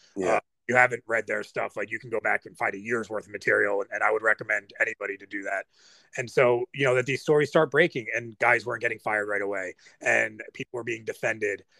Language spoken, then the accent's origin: English; United States